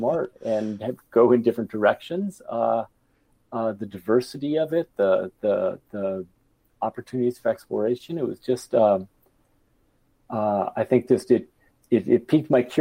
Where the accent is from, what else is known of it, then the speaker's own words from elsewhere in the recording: Bay Area, California, United States; I was growing up in the Bay Area